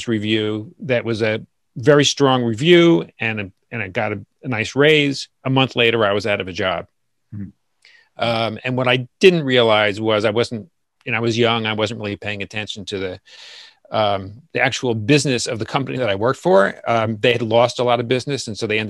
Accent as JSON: {"language": "English", "town": "Asbury Park", "region": "New Jersey", "country": "United States", "tie": "born or raised there", "moved": "yes", "lives_now": "New York City, United States", "said": "Born and raised in Asbury Park, New Jersey"}